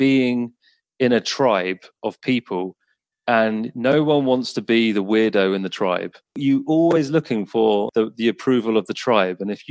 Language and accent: English; England, United Kingdom; I'm from England